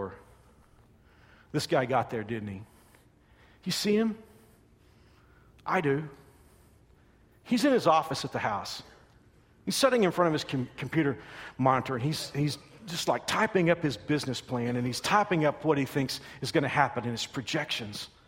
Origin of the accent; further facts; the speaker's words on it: Texas, United States; When I was a little boy, growing up in Texas